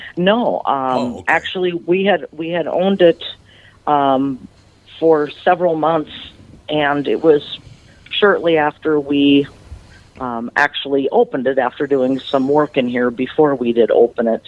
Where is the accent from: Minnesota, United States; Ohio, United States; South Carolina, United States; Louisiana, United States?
Minnesota, United States; Butterfield; moved away as an adult; now in Sauk Centre, United States; I'm from a small town in southern Minnesota called Butterfield